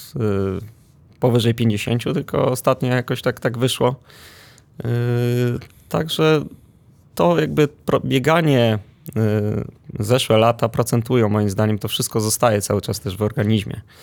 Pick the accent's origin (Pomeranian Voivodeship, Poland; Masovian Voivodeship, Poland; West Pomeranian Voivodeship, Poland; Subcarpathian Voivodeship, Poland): Masovian Voivodeship, Poland; Warsaw; Pochodzę z Ursynowa, dokładniej z Grabowa.